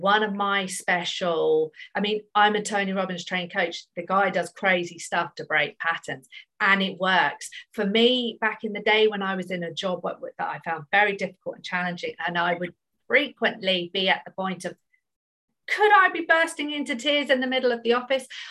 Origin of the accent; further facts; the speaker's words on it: United Kingdom; I'm British